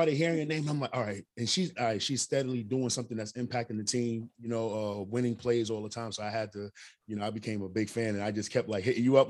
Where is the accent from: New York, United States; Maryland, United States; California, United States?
New York, United States; New York City; now in the South, United States; I'm from New York City, but even though I'm down in the South right now, but I'm from New York City